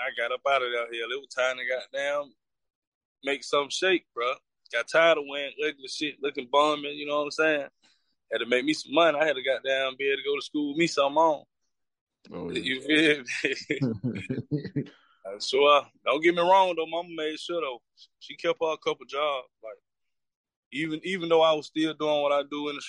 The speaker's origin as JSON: {"language": "English", "town": "Anniston", "region": "Alabama", "country": "United States", "said": "I'm from Anderson, Alabama. 30 years old"}